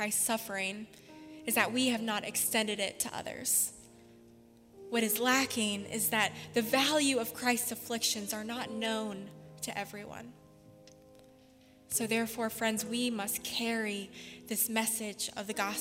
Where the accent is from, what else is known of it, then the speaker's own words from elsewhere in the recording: Spartanburg, South Carolina, United States; Spartanburg Regional, which is in my hometown